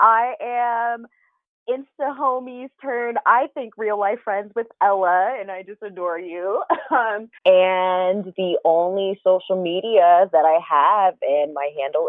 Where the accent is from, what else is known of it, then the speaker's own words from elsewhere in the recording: United States; also born or lived in Washington, D.C.; I grew up out here in Pennsylvania, in California, and my dad and second mom were always on the East Coast, outside of primarily outside of the DC area, which is where I was born.